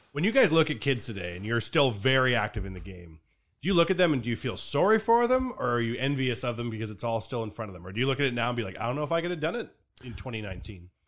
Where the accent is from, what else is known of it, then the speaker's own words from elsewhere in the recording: Canada; We're Canadian